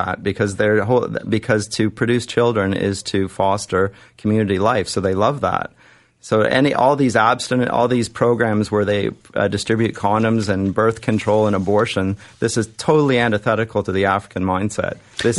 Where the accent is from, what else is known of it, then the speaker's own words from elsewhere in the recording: Canada; And I would like to think that I'm a Canadian and that I haven't been disenfranchised as a citizen because you disagree with me.